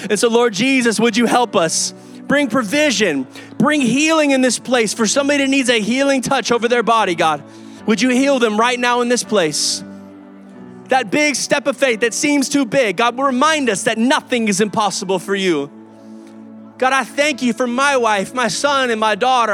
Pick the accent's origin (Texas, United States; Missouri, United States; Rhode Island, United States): Texas, United States; Kyle; also born or lived in Oklahoma; I'm from Kyle